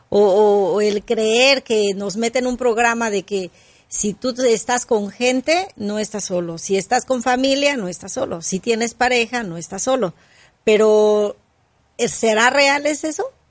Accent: Mexico; yo soy mexicana

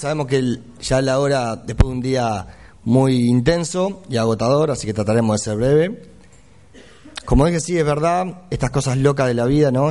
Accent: Uruguay; now in Argentina; soy uruguayo, vivo en Argentina hace muchos años, pero tengo que defender al país, soy uruguayo.

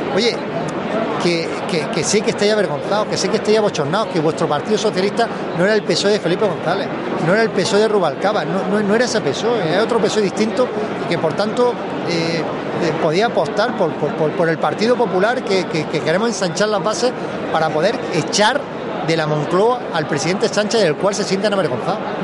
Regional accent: Almería, Andalusia, Spain; por cómo somos los almerienses

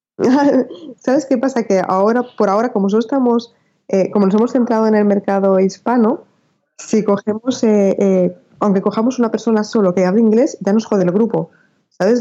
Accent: Spain; yo soy española

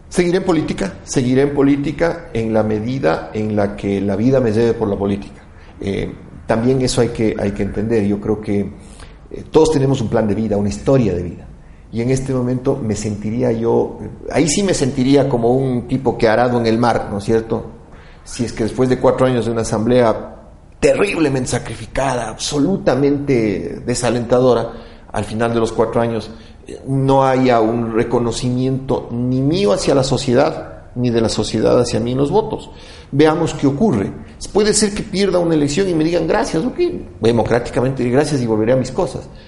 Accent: Quito, Pichincha, Ecuador; como quiteño

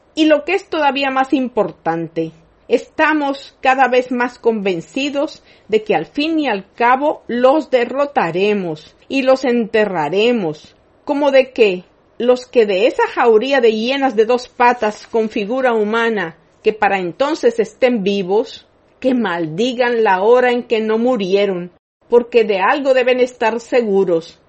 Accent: Dominican Republic; como nación y pueblo dominicanos

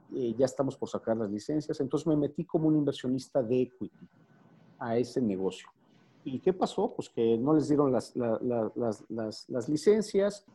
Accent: Mexico City, Mexico; yo soy de aquí de México

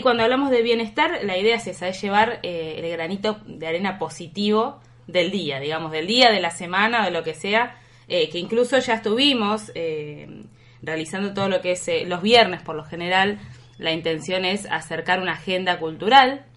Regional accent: Trelew, Chubut, Argentina; also born or lived in Buenos Aires; yo soy de Buenos Aires, pero crecí y viví la mayor parte de mi vida acá en Treleu

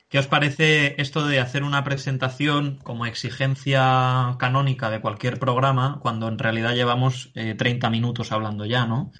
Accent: Spain; de quienes somos españoles

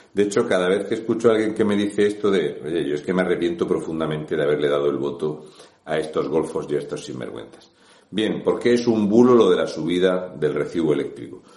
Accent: Region of Murcia, Spain; un murciano encabronado

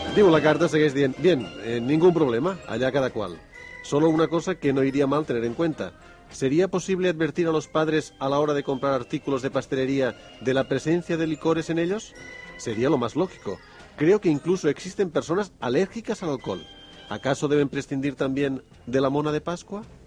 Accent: Argentina; moved away; en mi país

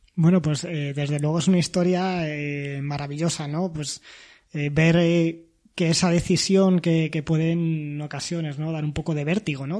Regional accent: Toledo, Castilla-La Mancha, Spain; soy de Toledo

